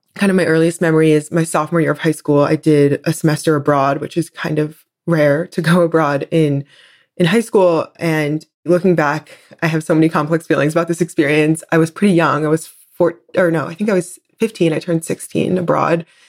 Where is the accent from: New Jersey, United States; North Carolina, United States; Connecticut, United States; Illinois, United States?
New Jersey, United States; I grew up in New Jersey on the East Coast